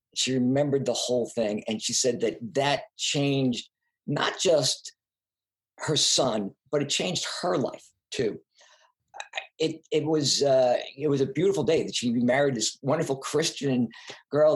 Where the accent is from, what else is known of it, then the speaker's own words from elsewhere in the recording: Long Island, New York, United States; also born or lived in Brooklyn, New York; I was from New York, from Long Island. I went to high school in Brooklyn, back when Brooklyn was Brooklyn